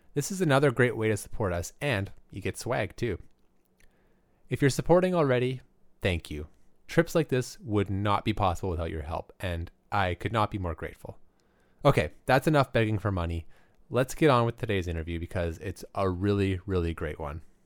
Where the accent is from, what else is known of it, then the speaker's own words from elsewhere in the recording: Alberta, Canada; I grew up in Alberta